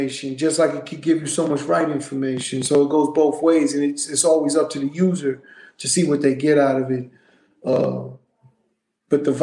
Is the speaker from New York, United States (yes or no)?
yes; New York City, New York, United States; also born or lived in Brownsville, Brooklyn; I was raised in Hollis, Queens.